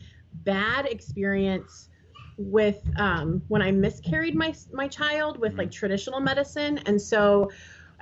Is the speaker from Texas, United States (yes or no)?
no; Peoria, Illinois, United States; we are from and located the Peoria area, Illinois